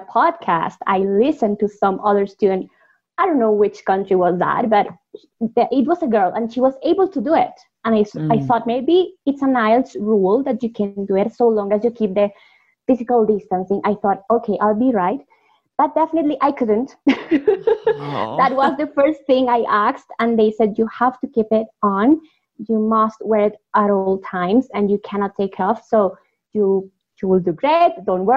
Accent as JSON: {"language": "English", "country": "Colombia", "second_language": "English", "said": "I'm from Colombia"}